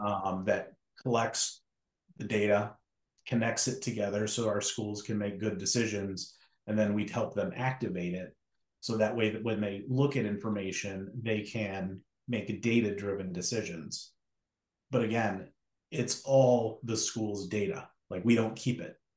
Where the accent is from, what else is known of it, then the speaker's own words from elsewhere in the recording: Western New York, United States; moved away as an adult; also born or lived in Cleveland, Ohio / Chicago; I'm originally from Western New York.